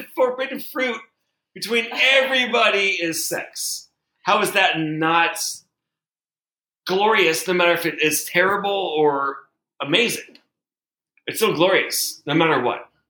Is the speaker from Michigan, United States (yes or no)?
no; Portland, Oregon, United States; I'm from Portland, Oregon